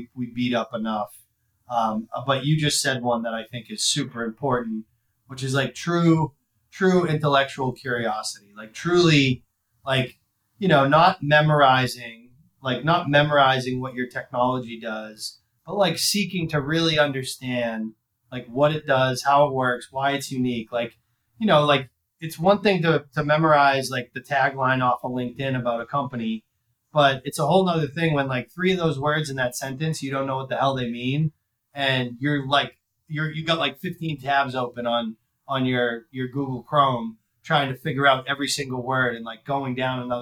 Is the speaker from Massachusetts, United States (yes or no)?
yes; Worcester, Massachusetts, United States; I grew up in the Worcester, Massachusetts area. So like going to play at my hometown Division I school